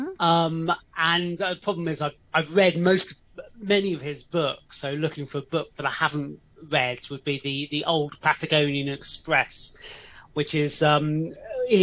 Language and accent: English; England, United Kingdom; moved away as an adult; now in Hong Kong; being English